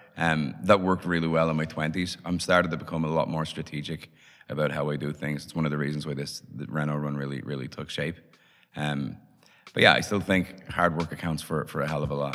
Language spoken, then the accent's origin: English; Dublin, Leinster, Ireland; I was born in Dublin in late 70s so so grew up in Dublin in the 80s.